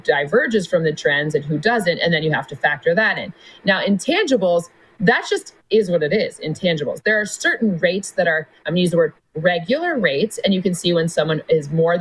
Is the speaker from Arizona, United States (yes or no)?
no; Michigan, United States; when I was a little girl growing up in Michigan